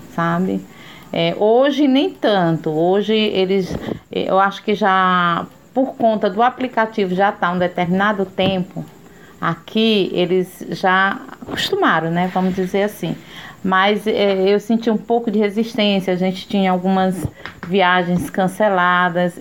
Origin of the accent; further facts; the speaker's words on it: Teresina, Piauí, Brazil; moved away; also born or lived in São Paulo; Eu sou teresinense, mas voltei aqui para Teresina há cinco anos